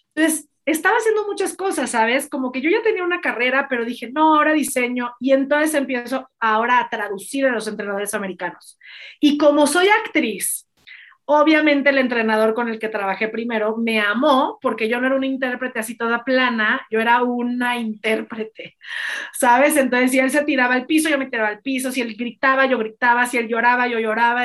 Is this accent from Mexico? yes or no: yes; Mexico; me considero un líder en mi país